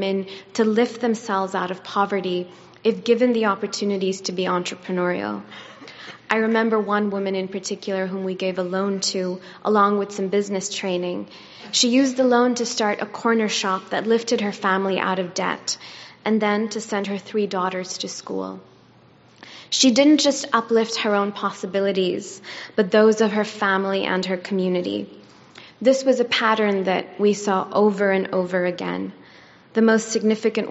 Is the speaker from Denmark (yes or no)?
no; Islamabad, Islamabad Capital Territory, Pakistan; moved away; I got to grow up in the capital of Pakistan, Islamabad, in a loving home